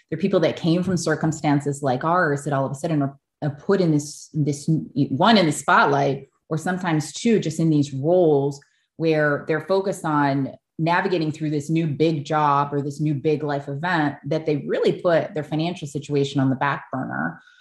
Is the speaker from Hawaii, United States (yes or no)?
yes; Oahu, Hawaii, United States; I grew up on Oahu, as, as you know, in a multicultural, multiracial family